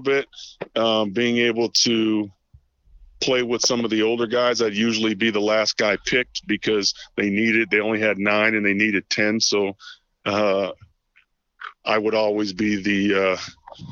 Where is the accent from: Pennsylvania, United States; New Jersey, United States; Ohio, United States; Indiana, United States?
Ohio, United States; Toledo; born and raised here